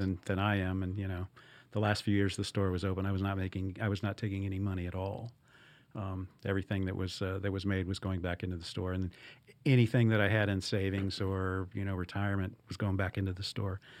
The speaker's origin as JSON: {"language": "English", "town": "Evansville", "region": "Indiana", "country": "United States", "tie": "born or raised there", "also_born_or_lived": "Arizona", "moved": "as an adult", "lives_now": "Louisville, United States", "said": "I had worked for a, a record store in Evansville, Indiana, which is my hometown"}